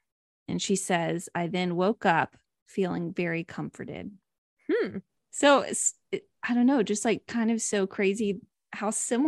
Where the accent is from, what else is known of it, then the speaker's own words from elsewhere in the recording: Lake George, New York, United States; And my brother and I, we grew up in Lake George, New York. So we have a lot of stories there.